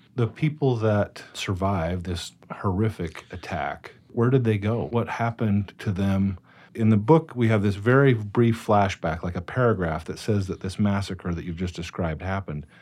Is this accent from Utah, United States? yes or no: yes; Cache Valley, Utah, United States; I grew up in Cache Valley